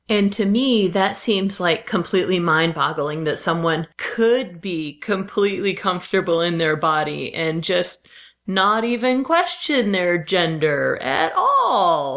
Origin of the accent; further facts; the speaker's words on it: Midwest, United States; I am from the Midwest